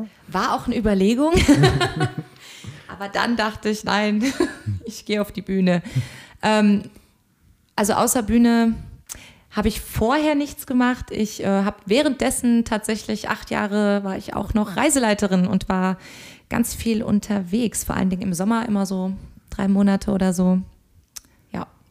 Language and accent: German; Koblenz, Rhineland-Palatinate, Germany; moved away as an adult; also born or lived in Hamburg; ich komme eigentlich ursprünglich aus dem schönen Rheinland, nämlich aus Koblenz. Und dort bin ich ganz beschaulich zwischen Weinbergen und Rhein und Mosel aufgewachsen